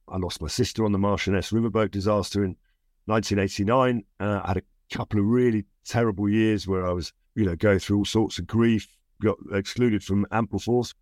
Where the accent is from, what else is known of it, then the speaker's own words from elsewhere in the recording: London, United Kingdom; also born or lived in Barnes, south-west London; I grew up in the East End of London for six, seven years of my life.